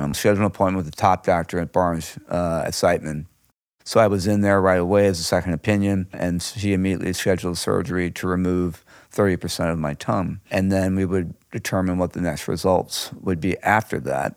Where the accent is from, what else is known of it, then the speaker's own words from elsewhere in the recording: St. Louis, Missouri, United States; I was born and raised here in Saint Louis